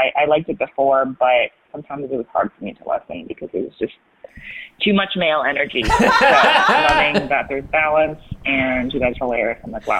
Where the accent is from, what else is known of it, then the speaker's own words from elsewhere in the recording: Toronto, Ontario, Canada; moved away as an adult; also born or lived in New York; now in Los Angeles, United States; So I'm originally from Toronto. I moved to New York, lived there for 8 years to pursue my master's, lived there, got really sick and tired and was just stressed all the time, and moved to LA and feel reborn.